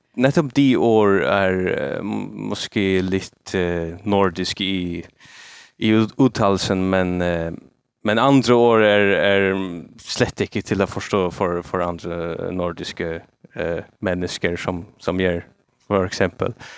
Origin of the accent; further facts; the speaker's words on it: Faroe Islands; first language Faroese; Swedish is a second language; also born or lived in Denmark; jag som färing och inte jag kan inte snacka mitt eget språk mitt uh, morsmål